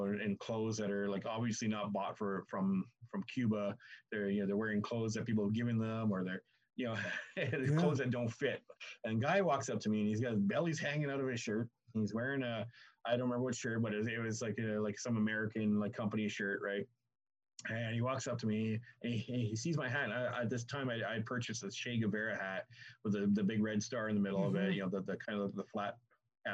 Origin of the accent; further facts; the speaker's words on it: Canada; I'm from Canada